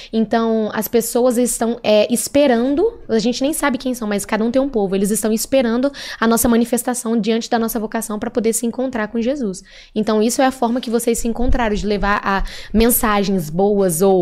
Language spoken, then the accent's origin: Portuguese; Italy; Eu sou italiano, então